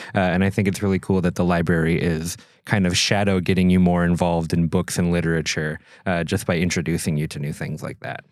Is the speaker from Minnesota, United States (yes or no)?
yes; Minnesota, United States; moved away; I'm from Minnesota